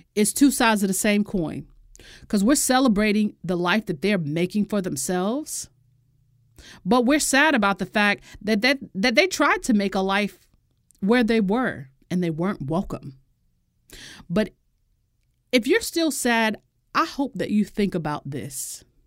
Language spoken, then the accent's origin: English; United States; I'm an American